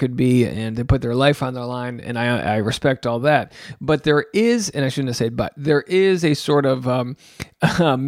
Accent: southern New England, United States; I'm from New England. I'm from southern New England.

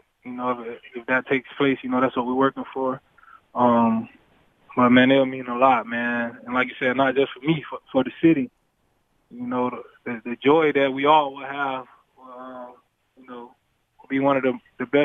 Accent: Florida, United States; moved away as an adult; now in Buffalo, United States; I'm from Florida, but I'm not from a big town. My town is just a lot of hardworking people.

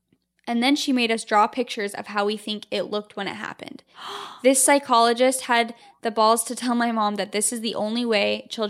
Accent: East Coast, United States; Okay, so I'm from the East Coast, and I have had two super scary things happen.

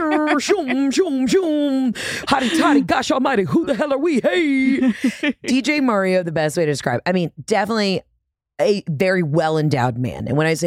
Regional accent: Southern United States, United States; But you know, I think being as a Southerner, you and your family were really great at showing me like the wonderful, joyful side of Yankees.

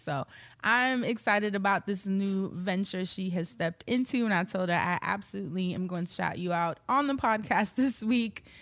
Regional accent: New York, United States; We're both from New York

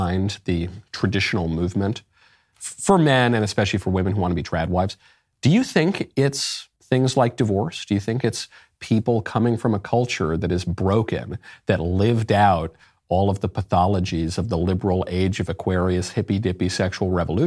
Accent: New York, United States; I grew up in New York

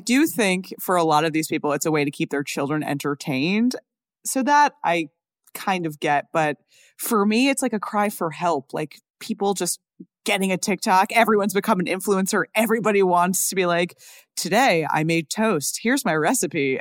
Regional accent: New York, United States; I'm from New York

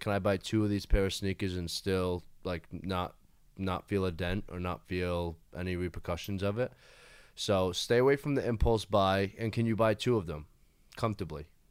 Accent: Fall River, Massachusetts, United States; moved away as an adult; also born or lived in Nashville, Tennessee; now in Hollywood, United States; born and raised in Fall River, Massachusetts

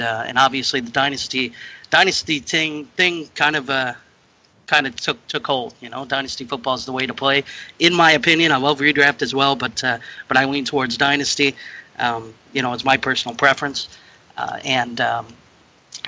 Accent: southern Wisconsin, United States; I am from southern Wisconsin, currently living near a right kind of near the border of Illinois and Wisconsin

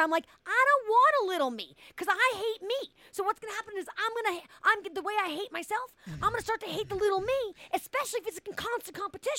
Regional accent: Boston, Massachusetts, United States; I'm from Boston.

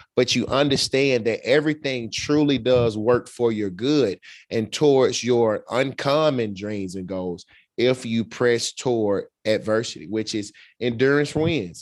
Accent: Birmingham, Alabama, United States; I'm from Birmingham, Alabama.

